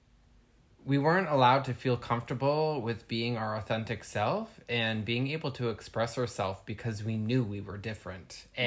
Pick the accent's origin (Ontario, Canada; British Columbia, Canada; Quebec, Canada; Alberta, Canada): Ontario, Canada; Walkerton; Bruce County is kind of like obviously the county and the town that I was raised in Walkerton